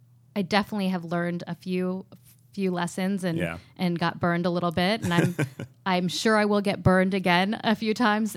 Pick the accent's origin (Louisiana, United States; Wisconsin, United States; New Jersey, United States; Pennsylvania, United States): Pennsylvania, United States; Pittsburgh; also born or lived in New York / Los Angeles; No, I grew up in Pittsburgh, went to NYU for college, majored in finance and worked at hedge funds for about 6 years in New York and LA.